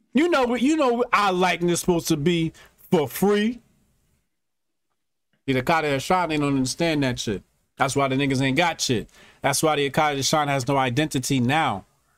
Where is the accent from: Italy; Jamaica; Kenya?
Jamaica; I'm from Jamaica.